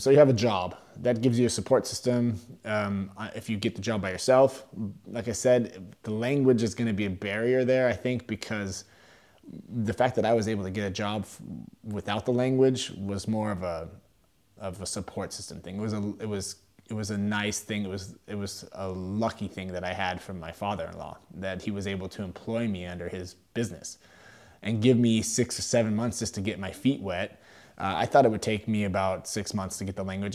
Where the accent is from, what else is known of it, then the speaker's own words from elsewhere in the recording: Sacramento, California, United States; moved away as an adult; now in Germany; I'm originally from California, uh, from Sacramento area